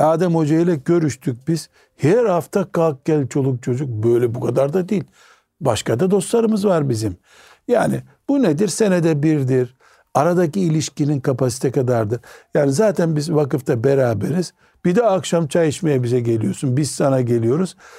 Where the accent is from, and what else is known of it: Black Sea Region, Turkey